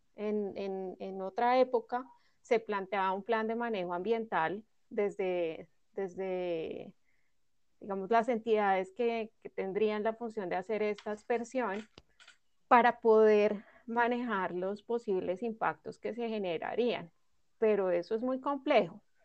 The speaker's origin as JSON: {"language": "Spanish", "country": "Colombia"}